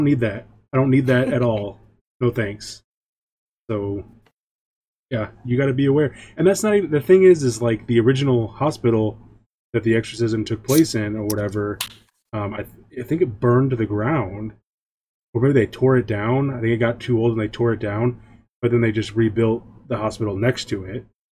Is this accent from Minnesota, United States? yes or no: no; St. Louis, Missouri, United States; I'm from St. Louis, Missouri